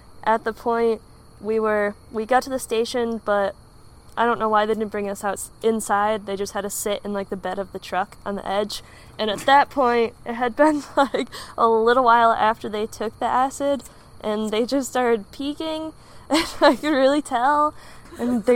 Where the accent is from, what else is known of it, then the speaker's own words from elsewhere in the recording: Michigan, United States; I'm from Michigan